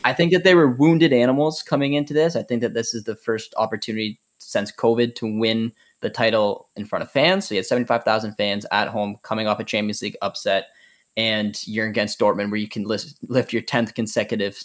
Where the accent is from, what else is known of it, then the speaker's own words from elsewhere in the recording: Canada; being Canadian and following the Canadian men's national team